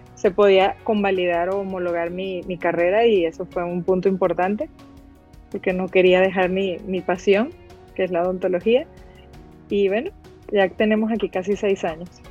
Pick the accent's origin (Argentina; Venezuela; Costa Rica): Venezuela; Caracas, Capital District; moved away as an adult; also born or lived in Italy; now in Guadalajara, Mexico; soy venezolana de corazón. Me crié en Caracas, en la capital, un lugar maravilloso